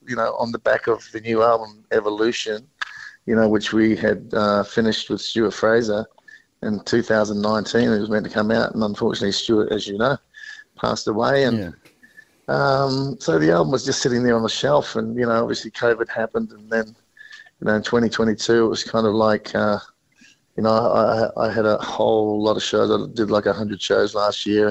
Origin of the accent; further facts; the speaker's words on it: New Zealand; now in Australia; I've been living in Australia for 42 years, so you know New Zealand's still it's my home. I'm a New Zealander